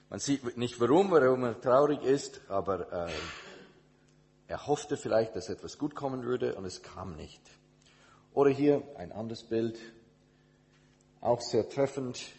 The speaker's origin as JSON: {"language": "German", "country": "Indonesia", "tie": "born or raised there", "also_born_or_lived": "United States / Switzerland", "moved": "yes", "lives_now": "Germany", "said": "Ich bin in Indonesien, also in Amerika geboren, in Indonesien als äh, Kind von Missionars, Missionaren aufgewachsen und äh, dann zurück nach Amerika, um mein theologisches Studium zu machen"}